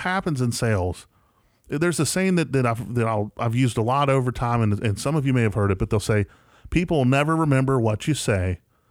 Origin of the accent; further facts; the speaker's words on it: West Virginia, United States; now in Jackson, United States; I'm from West Virginia, right, and I'm here in Jackson, Tennessee.